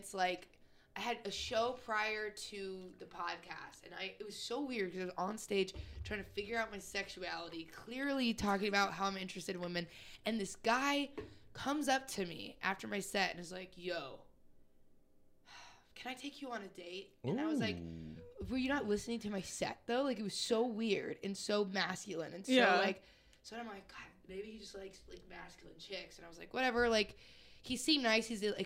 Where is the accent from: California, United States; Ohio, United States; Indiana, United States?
Indiana, United States; I'm from Indiana. My family all has guns